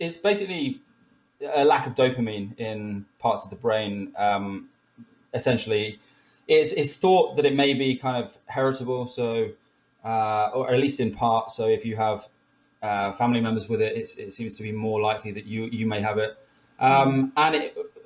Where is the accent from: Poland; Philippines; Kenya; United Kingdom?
United Kingdom; Somerset, South West England; moved away; I come from Somerset originally